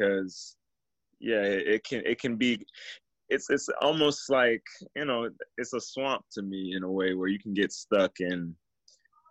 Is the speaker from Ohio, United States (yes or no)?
no; Miami, Florida, United States; moved away; my best friend that I grew up with in Miami